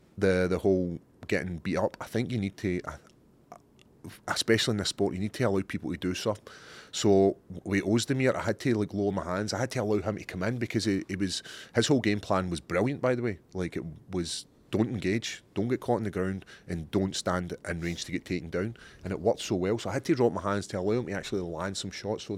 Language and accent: English; Scotland, United Kingdom; I don't know. I think it's being Scottish.